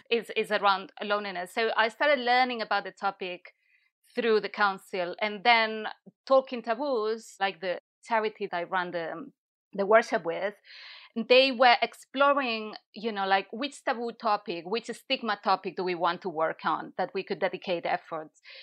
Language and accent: English; Barcelona, Catalonia, Spain; moved away as an adult; also born or lived in London / Italy; now in Brighton, United Kingdom; I'm from Barcelona, and I've been in the U K for seven or eight years.